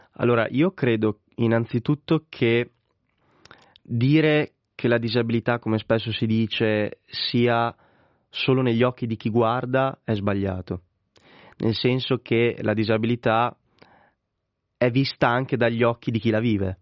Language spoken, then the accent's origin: Italian; Correggio, Emilia-Romagna, Italy; in una squadra di parrocchia del mio paese che è Correggio in provincia di Reggio Emilia